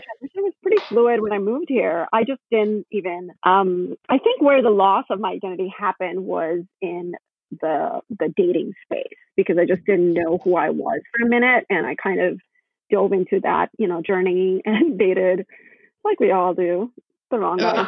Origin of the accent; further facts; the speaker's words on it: Gujarat, India; moved away as an adult; now in Chicago, United States; I was actually born in India. I spent half my life there. I moved here when I was 19.